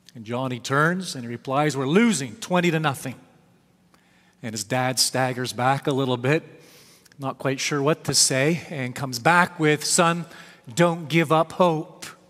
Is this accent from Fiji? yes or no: no; Canada; I was raised here in Canada